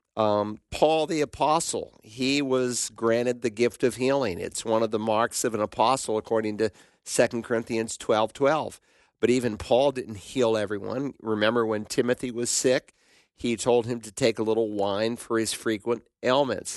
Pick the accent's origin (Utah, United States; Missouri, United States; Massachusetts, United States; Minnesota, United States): Massachusetts, United States; Worcester; my hometown of Worcester, Massachusetts